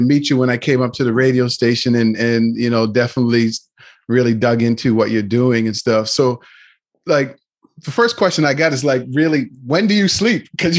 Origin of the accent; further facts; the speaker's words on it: Nova Scotia, Canada; I grew up in Nova Scotia, so I missed all of that diversity, you know. Grew up around a lot of black people and a lot of white people and a few Lebanese. And then I was always coming back and forth to Toronto